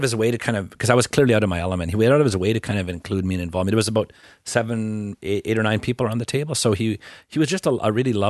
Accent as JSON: {"language": "English", "region": "Northern Alberta", "country": "Canada", "tie": "born or raised there", "also_born_or_lived": "Quebec", "moved": "yes", "said": "I grew up in Northern Alberta."}